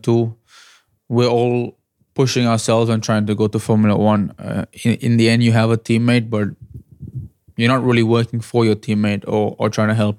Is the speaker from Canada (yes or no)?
no; India; me being an Indian driver, driving for an Indian team